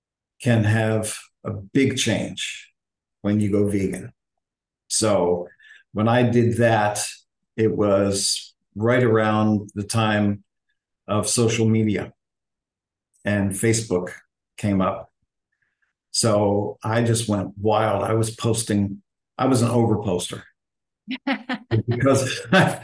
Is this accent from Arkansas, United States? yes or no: no; Philadelphia, Pennsylvania, United States; moved away; also born or lived in Atlanta, Georgia; My hometown is Philadelphia, by the way. So it was a great town to grow up in musically and culturally